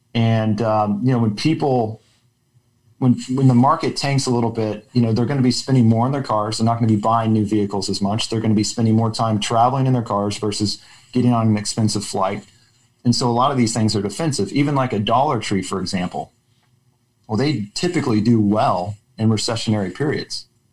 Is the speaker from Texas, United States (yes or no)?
yes; Austin, Texas, United States; also born or lived in Oklahoma; I grew up in Austin